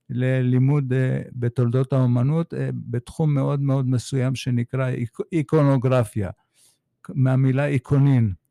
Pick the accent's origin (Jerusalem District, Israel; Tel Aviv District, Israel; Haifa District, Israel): Haifa District, Israel; Haifa; האימא שלי צפתית הרבה דורות לאחור, ילידת הארץ. למדתי בבית ספר בחיפה